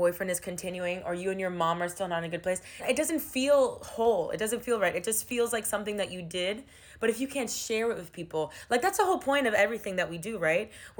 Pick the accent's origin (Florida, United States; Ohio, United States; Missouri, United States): Florida, United States; Miami; moved away as an adult; now in New York, United States; Miami is my hometown.